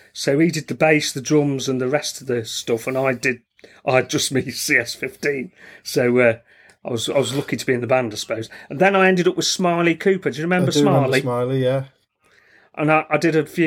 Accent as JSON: {"language": "English", "town": "Stafford", "region": "West Midlands", "country": "United Kingdom", "said": "I'm from Stafford"}